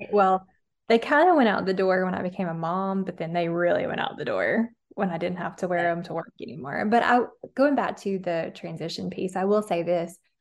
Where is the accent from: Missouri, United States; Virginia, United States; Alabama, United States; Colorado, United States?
Alabama, United States; I'm from Alabama, and I didn't have healthy habits growing up